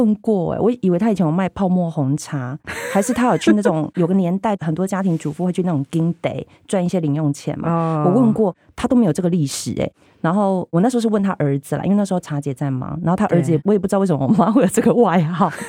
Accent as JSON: {"language": "Chinese", "region": "Tainan", "country": "Taiwan", "tie": "born or raised there", "said": "我因为台南小孩，就是一定是吃南部粽"}